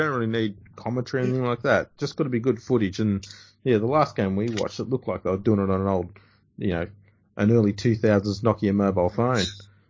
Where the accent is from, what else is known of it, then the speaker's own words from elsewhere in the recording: Australia; we're Australian